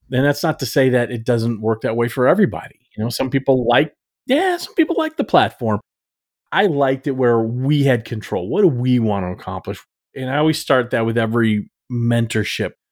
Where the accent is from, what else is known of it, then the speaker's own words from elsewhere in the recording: Texas, United States; I grew up in Texas